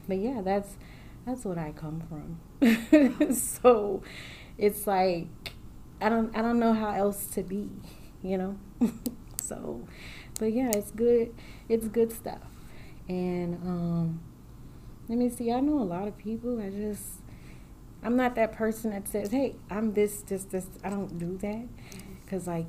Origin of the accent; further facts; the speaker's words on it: California, United States; also born or lived in New Orleans, Louisiana; now in Midwest, United States; I grew up in California by way of New Orleans